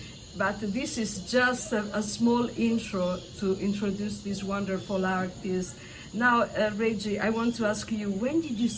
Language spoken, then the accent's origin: English; Italy; now in Birmingham, United States; an Italian writer, a Birmingham resident and a Blues Society board member